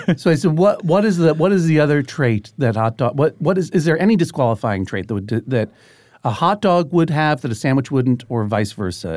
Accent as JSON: {"language": "English", "town": "Brookline", "region": "Massachusetts", "country": "United States", "tie": "born or raised there", "said": "growing up in Boston"}